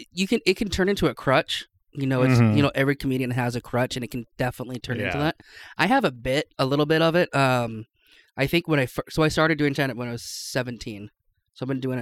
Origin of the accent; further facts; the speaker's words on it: Seattle, Washington, United States; moved away as an adult; also born or lived in Spokane, Washington; now in Boise, United States; I grew up near Seattle. Lived 18 years there. Went to college in Spokane. Lived there till October of 2019.